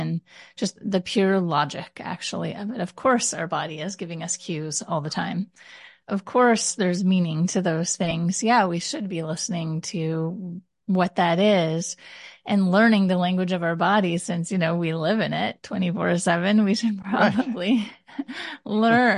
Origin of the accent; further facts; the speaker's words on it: Canada; also born or lived in Ottawa / Taiwan; I'm Canadian